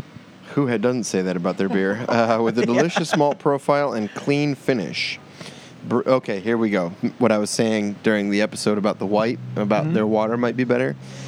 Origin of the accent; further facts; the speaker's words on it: Florida, United States; we're from Florida, where it's so flat.